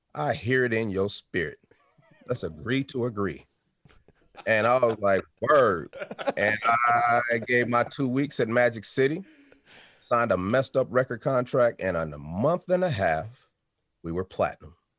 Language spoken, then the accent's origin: English; Denver, Colorado, United States; also born or lived in Chicago, Illinois; I was born in Chicago, Illinois, moved to Denver when I was four years old, and had a great childhood